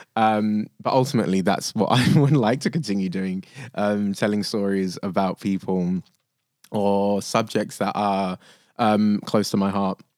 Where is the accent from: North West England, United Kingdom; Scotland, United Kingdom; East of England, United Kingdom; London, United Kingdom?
London, United Kingdom; I think of myself as lucky, but lucky enough to grow up in London